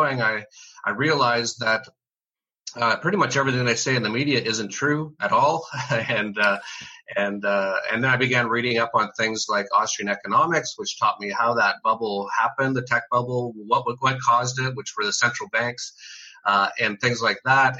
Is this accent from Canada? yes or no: yes; Canada; moved away as an adult; I'm from Canada originally